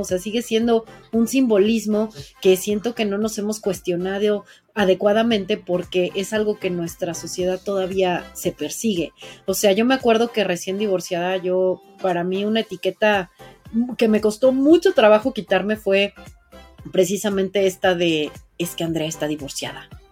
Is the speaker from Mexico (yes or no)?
yes; Mexico; yo hablo como mujer, que soy mujer mexicana, que soy viviendo en una sociedad así